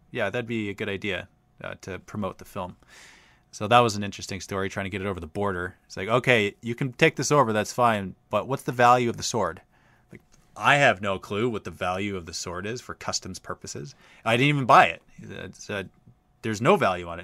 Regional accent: Australia; accent: Australian

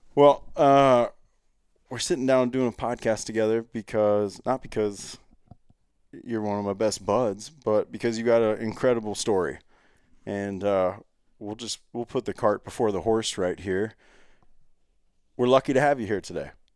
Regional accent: Ohio, United States; I grew up in Ohio

